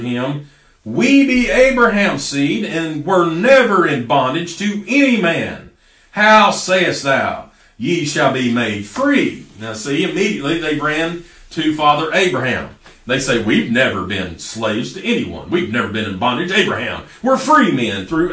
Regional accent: United States

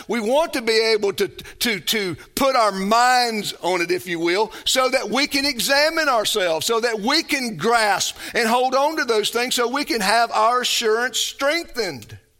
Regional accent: the South, United States; growing up in the South, you mingle with Christians

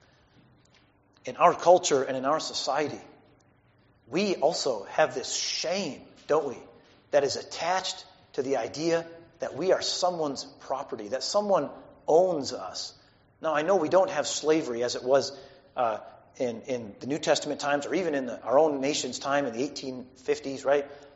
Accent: United States; our own values as American people

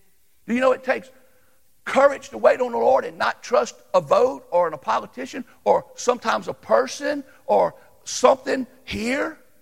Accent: United States; I'm an American

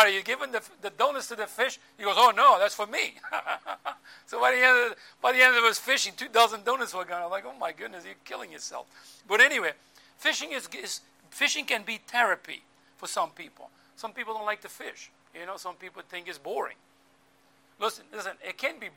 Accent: Azores Islands, Portugal; moved away; growing up in the Azores Islands

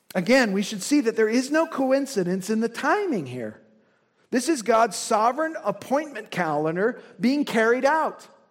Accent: Indiana, United States; I'm from Indiana

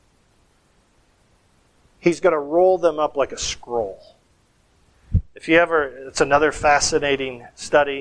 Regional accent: Michigan, United States; moved away; Growing up in Michigan

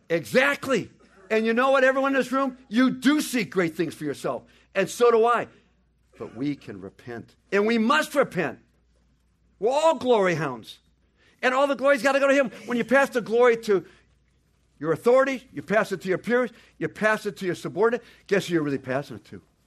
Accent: United States; we're the ugly Americans

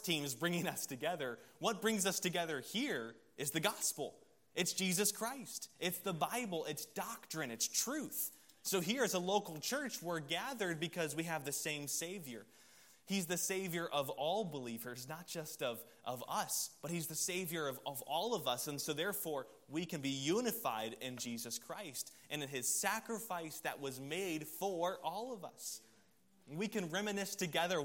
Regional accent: Columbia, South Carolina, United States; I was from Columbia, South Carolina, so growing up there, I'm a South Carolina Gamecocks fan

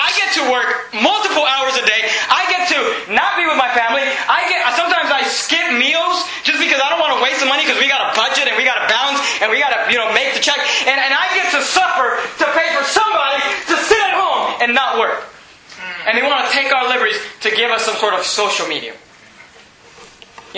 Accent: United States; I do not want to give up my birthright as an American

